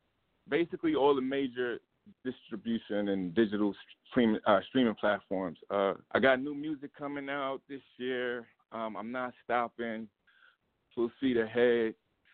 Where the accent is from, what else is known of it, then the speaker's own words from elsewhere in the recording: New York City, New York, United States; I'm from Queens.